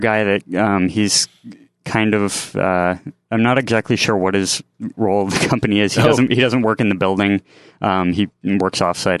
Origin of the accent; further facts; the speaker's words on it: Lewisburg, Pennsylvania, United States; I'm originally from Pennsylvania. I move all over the place